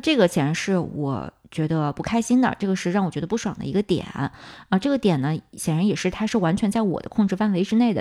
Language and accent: Chinese; China; moved away as an adult; also born or lived in United States; 我们很多在国内长大的小伙伴